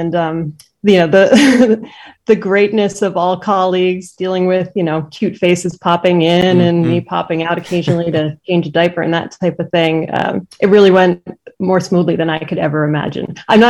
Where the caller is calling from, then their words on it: Medford, Massachusetts, United States; I'm in Medford, Massachusetts right now, which okay. is just a little bit north of Boston.